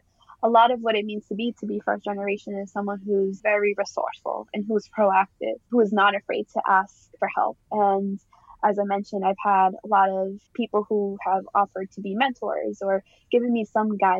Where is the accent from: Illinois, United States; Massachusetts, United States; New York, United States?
Massachusetts, United States; Boston; I grew up in East Boston, and my family actually immigrated from Colombia